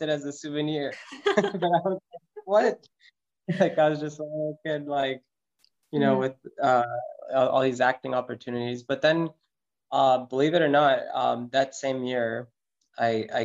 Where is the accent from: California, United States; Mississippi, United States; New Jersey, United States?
California, United States; Los Angeles; moved away as an adult; also born or lived in Manhattan / Buenos Aires; now in New York, United States; I was born and raised in Los Angeles.